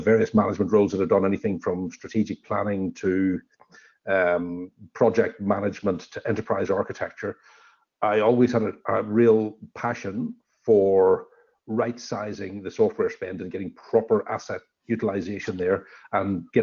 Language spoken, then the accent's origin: English; Northern Ireland, United Kingdom; moved away as an adult; also born or lived in London / Amsterdam / Sydney, Australia; now in Orange, Australia; I'm originally from Northern Ireland a long time ago. I've left there about 27 or so years ago